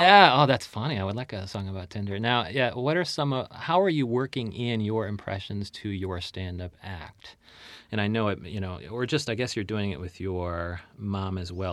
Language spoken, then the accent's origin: English; Chicagoland, Illinois, United States; I'm from Chicagoland